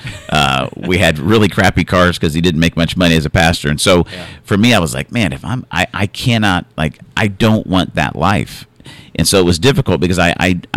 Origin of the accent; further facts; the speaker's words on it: Arizona, United States; I grew up in Arizona